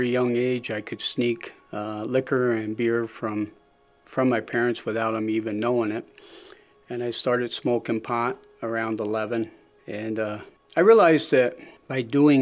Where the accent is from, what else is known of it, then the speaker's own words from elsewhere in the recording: Springville, United States; also born or lived in Philadelphia; I was born in Philadelphia to loving parents. My dad, around the age of five, decided to move out up into the country, so he bought a small 80-acre farm outside of Springville